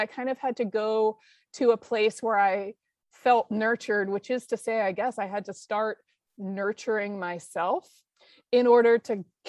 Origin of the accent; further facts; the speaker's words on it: Boston, Massachusetts, United States; And I grew up in the Boston area. I used to pass out water on the course as a little girl.